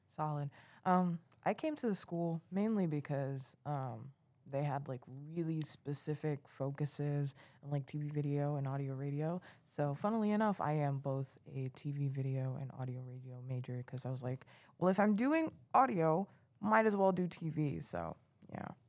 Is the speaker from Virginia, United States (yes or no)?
no; New York City, New York, United States; moved away as an adult; now in Plattsburgh, United States; I'm also from New York City